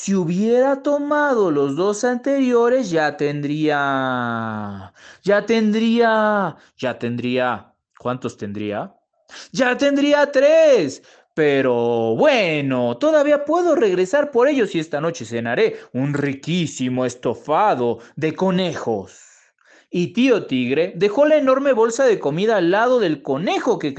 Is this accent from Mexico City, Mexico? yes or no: yes; Mexico City, Mexico; Hola, ¿qué tal? … de la Ciudad de México.